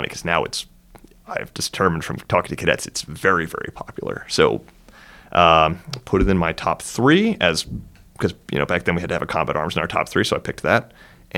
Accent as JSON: {"language": "English", "area": "outside of Philadelphia", "region": "Pennsylvania", "country": "United States", "tie": "born or raised there", "moved": "as an adult", "said": "I grew up outside of Philly"}